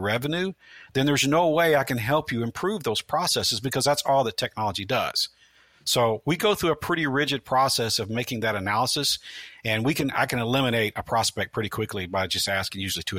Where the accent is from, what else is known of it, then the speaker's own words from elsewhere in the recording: Midwest, United States; now in Tampa, United States; I grew up in the Midwest where the phone company had been there for, you know, 90 years.